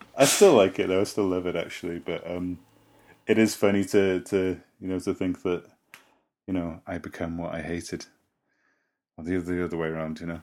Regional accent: Llandudno, Wales, United Kingdom; I live in Llandudno, my hometown

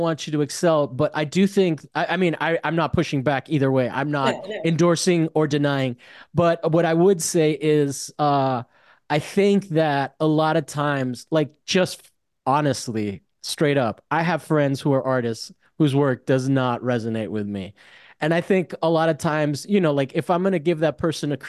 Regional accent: Miami, Florida, United States; I'm from Miami, so

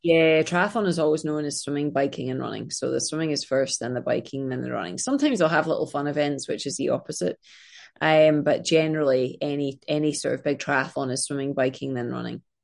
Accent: Scotland, United Kingdom; now in Los Angeles, United States; I am from Scotland, as you can tell by my crazy accent.

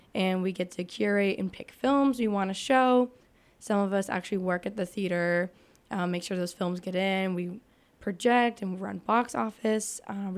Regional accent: Manchester, New Hampshire, United States; I'm from Manchester, New Hampshire.

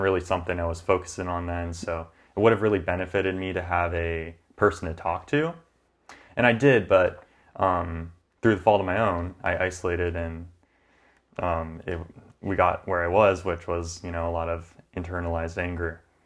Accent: Grants Pass, Oregon, United States; also born or lived in Corvallis; I came back from Corvallis to Grants Pass, my hometown

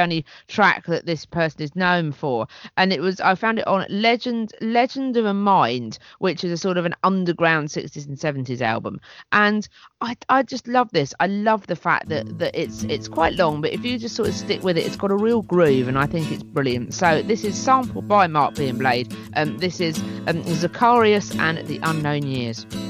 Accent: St Leonards-on-Sea, South East England, United Kingdom; in my hometown recently in st leonard's

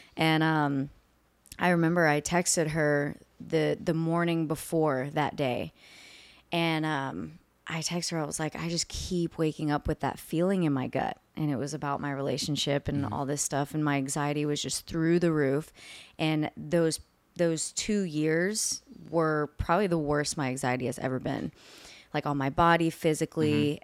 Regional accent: Houston, Texas, United States; now in Nashville, United States; I'm originally from Houston, Texas

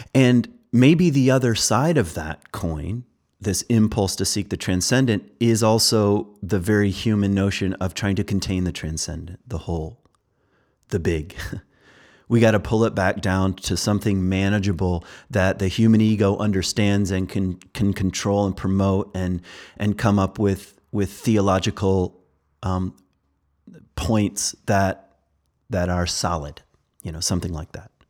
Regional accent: Virginia, United States; I'm from Virginia

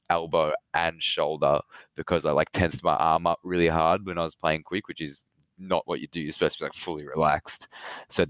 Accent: Melbourne, Victoria, Australia; I've always lived in Melbourne, Victoria

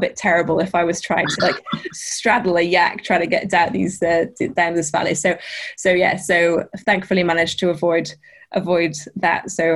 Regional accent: Lake District, North West England, United Kingdom; I grew up in the Lake District

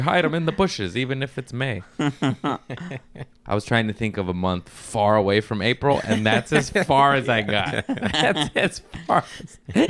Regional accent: Torrance, California, United States; I grew up in Torrance. I got family in Lawndale.

